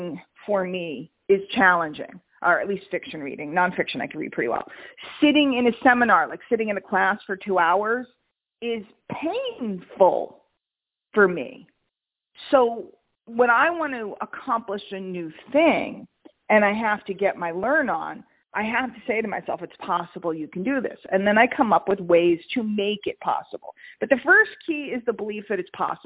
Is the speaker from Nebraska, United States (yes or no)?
no; New York, United States; I'm from New York